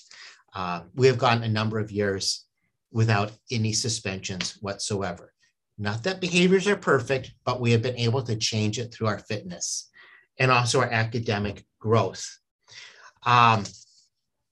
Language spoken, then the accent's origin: English; San Diego, California, United States; now in Minnesota, United States; I grew up in San Diego, we called it PE